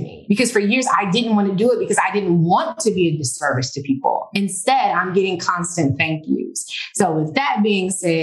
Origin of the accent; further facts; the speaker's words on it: Washington, District of Columbia, United States; also born or lived in Maryland; now in Miami, United States; if anyone is in the Washington, DC area, that's my hometown